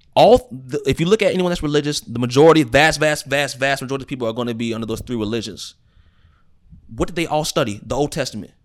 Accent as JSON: {"language": "English", "country": "United States", "tie": "born or raised there", "said": "I'm Christian because I was born in the United States of America into a Christian family"}